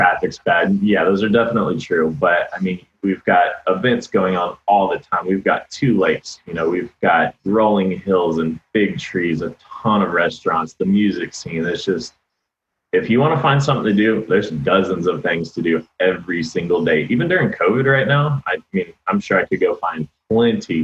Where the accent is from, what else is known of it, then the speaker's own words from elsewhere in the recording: Austin, Texas, United States; also born or lived in Arlington, Texas; I was born in Arlington, Texas. So. Kind of the Dallas-Fort Worth area. Moved here when I was 3, and I've loved it ever since.